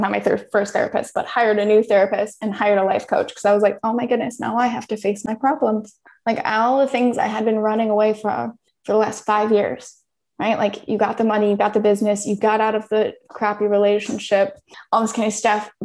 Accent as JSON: {"language": "English", "country": "United States", "also_born_or_lived": "Thailand", "moved": "as an adult"}